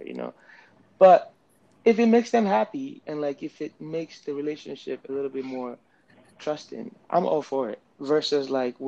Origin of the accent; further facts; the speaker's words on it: Nigeria; I'm from Nigeria